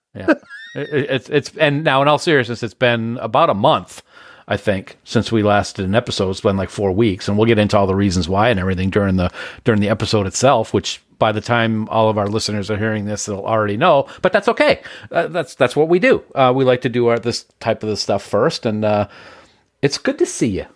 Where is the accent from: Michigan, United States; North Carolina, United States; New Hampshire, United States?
New Hampshire, United States; Nashua; the house that I grew up in on Browning in Nashua